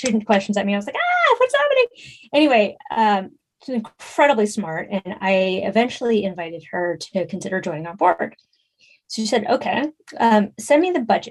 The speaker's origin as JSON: {"language": "English", "town": "San Francisco", "region": "California", "country": "United States", "tie": "born or raised there", "said": "I grew up in San Francisco in the 80s and 90s"}